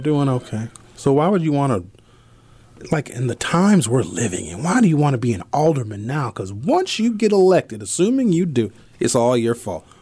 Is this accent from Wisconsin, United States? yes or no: yes; Milwaukee, Wisconsin, United States; I grew up in Northridge Mall